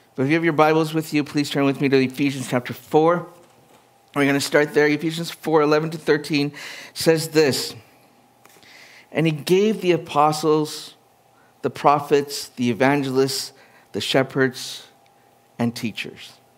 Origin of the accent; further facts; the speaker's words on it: Edmonton, Alberta, Canada; also born or lived in Winnipeg, Manitoba; My hometown was from Edmonton.